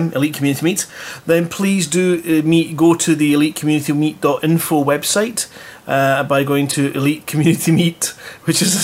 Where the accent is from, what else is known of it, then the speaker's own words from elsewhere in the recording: Scotland, United Kingdom; I'm from Scotland